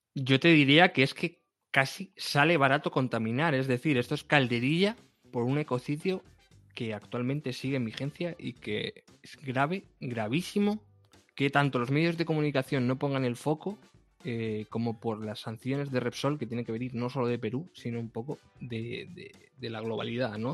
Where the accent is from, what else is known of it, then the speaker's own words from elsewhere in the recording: Castilla-La Mancha, Spain; yo, que soy de La Mancha y he vivido con molinos toda mi vida